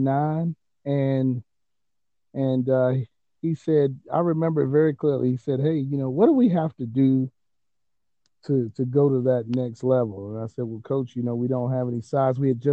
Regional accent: Tuskegee, Alabama, United States; moved away as an adult; now in Georgia, United States; I am originally from Tuskegee, Alabama. I played high school basketball there

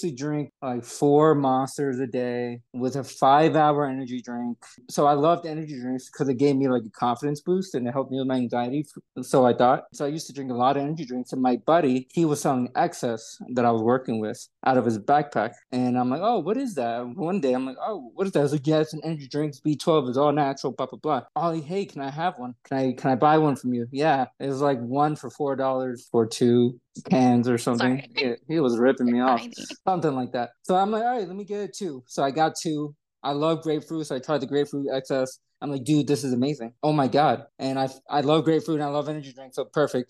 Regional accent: Atlanta, Georgia, United States; also born or lived in New York; I was born in New York, came to Atlanta when I was 8 years old. So I grew up in Georgia

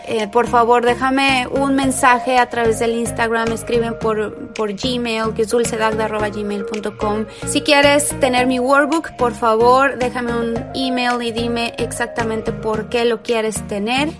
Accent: Tepeji del Río, Hidalgo, Mexico; moved away as an adult; now in Los Angeles, United States; me fui a Tepeji del Río, que es otra ciudad que está cerca de Querétaro, que es donde yo nací y crecí gran parte de mi vida

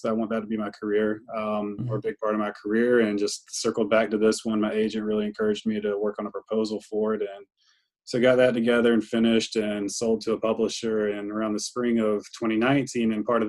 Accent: Greenville, North Carolina, United States; this ECU football team, which is, I say this with all love in the world, my hometown team

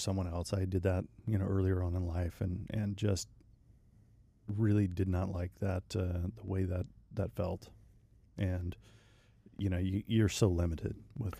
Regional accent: Mississippi, United States; also born or lived in Louisiana; I grew up in Mississippi. Yeah, Mississippi. Same spot.

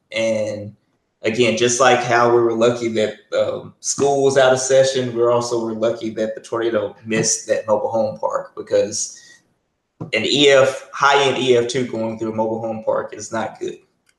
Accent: Alabama, United States; now in Greensboro, United States; I'm from Alabama. So, you know, I grew up around, you know, mobile homes and whatnot.

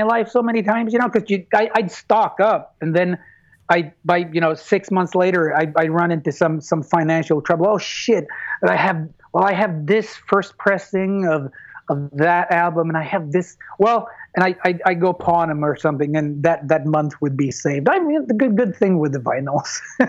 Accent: United States; again, I'm raised American, so competition is a reality.

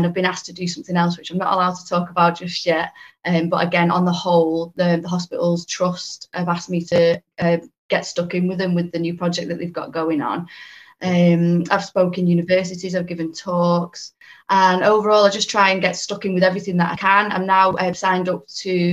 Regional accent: Warrington, North West England, United Kingdom; I'm from the Warrington area, which is in between Manchester and Liverpool up in the northwest.

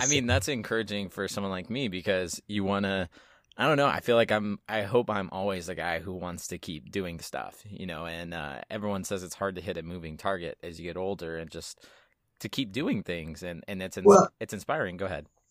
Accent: Southeast Texas, United States; I grew up in Southeast Texas

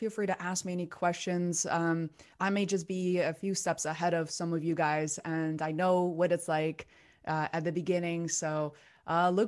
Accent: Beijing, China; English is a second language; moved away as an adult; now in United States; I was raised in Beijing, China. I came here when I was 17

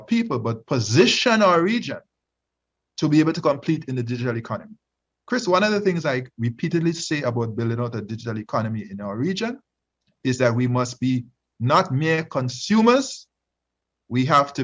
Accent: Grenada; my home country, Grenada, the country of my birth

